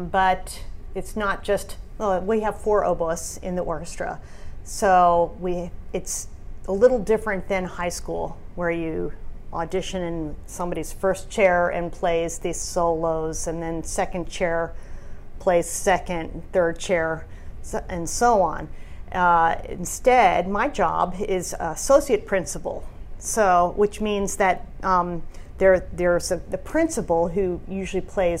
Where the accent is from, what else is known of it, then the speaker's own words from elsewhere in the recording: near D.C., Virginia, United States; now in California, United States; I grew up in Virginia, near D.C.